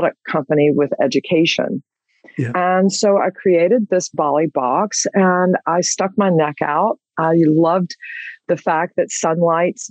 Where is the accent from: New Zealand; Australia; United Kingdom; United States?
United States; Georgia; I am from Georgia